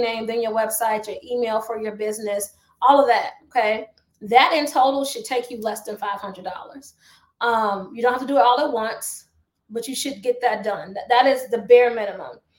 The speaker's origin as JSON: {"language": "English", "town": "Chicago", "region": "Illinois", "country": "United States", "tie": "born or raised there", "said": "I'm from the south side of Chicago"}